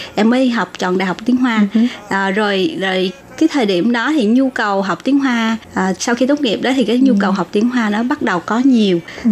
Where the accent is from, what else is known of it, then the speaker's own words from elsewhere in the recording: Long Xuyen, An Giang, Vietnam; now in Taiwan; long xuyên quê hương của